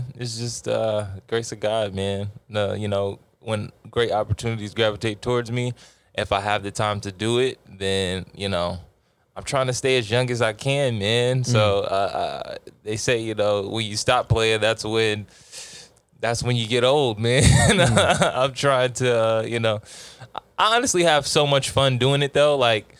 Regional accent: Texas, United States; I'm from Texas. I don't know nothing about that.

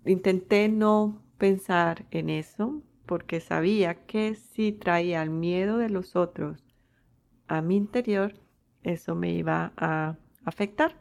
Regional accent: Colombia; moved away; yo nací en Colombia

